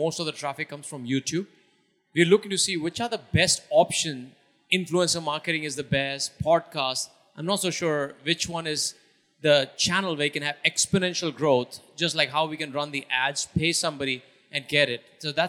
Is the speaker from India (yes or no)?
yes; India; I'm from India as well.